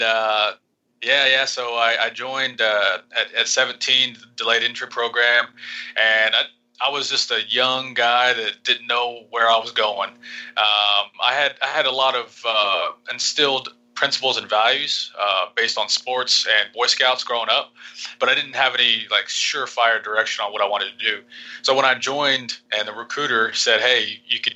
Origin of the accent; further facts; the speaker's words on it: Vinita, Oklahoma, United States; moved away as an adult; now in Panama; a small town called Vinita